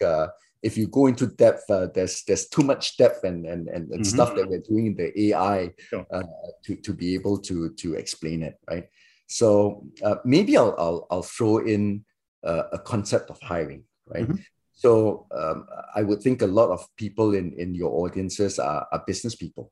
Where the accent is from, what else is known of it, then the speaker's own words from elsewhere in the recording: Singapore; also born or lived in Malaysia; I grew up in Singapore